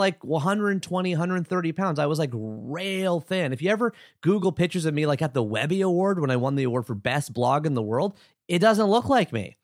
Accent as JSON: {"language": "English", "town": "Oshawa", "region": "Ontario", "country": "Canada", "tie": "born or raised there", "said": "I was born September seventeenth, seventy-nine, Oshawa, Ontario, Canada"}